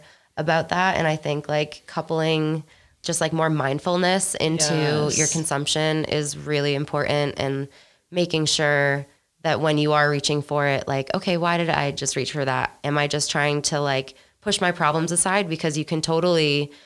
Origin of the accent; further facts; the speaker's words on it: Boston, Massachusetts, United States; also born or lived in Washington, District of Columbia, United States / North Carolina; now in Denver, United States; I'm from Boston.